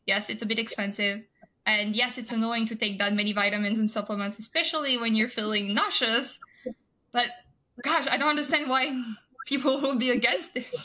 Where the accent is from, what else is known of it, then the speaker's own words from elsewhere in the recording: France; moved away as an adult; now in United States; I'm originally from France